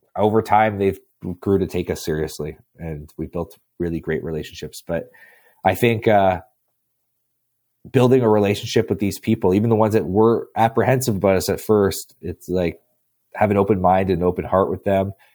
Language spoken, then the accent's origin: English; Canada; I'm from Canada. It gets cold here